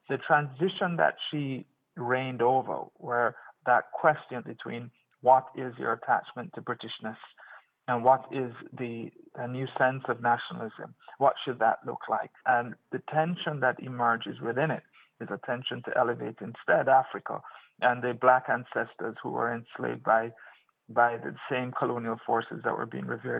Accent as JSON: {"language": "English", "country": "Jamaica", "tie": "born or raised there", "moved": "yes", "said": "the life I had in Jamaica as a Jamaican."}